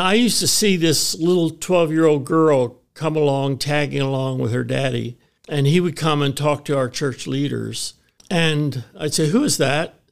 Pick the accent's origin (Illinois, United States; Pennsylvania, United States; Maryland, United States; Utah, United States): Maryland, United States; Baltimore; moved away as an adult; now in Lancaster, United States; I grew up in Baltimore as part of a brand new church plant